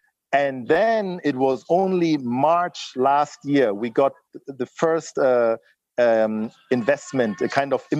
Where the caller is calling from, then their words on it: Lagos, Nigeria; I'm not calling from London or something. I'm really here in Lagos, Nigeria, you know?